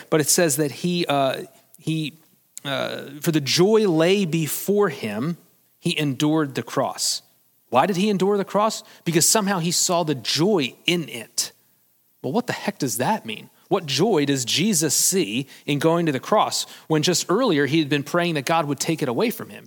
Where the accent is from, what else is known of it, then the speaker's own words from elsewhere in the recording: United States; as Americans